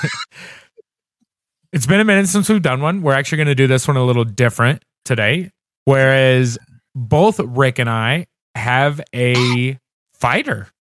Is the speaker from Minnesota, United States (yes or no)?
no; Indiana, United States; moved away; I'm originally from Indiana